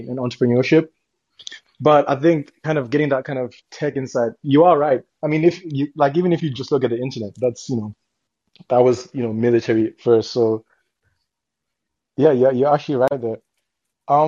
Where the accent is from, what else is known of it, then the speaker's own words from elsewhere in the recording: United Kingdom; we're not actually from America. We're from the UK